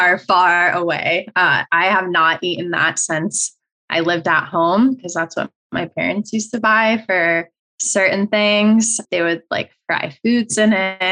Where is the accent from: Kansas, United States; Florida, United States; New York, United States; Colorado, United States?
Colorado, United States; now in California, United States; I grew up in Colorado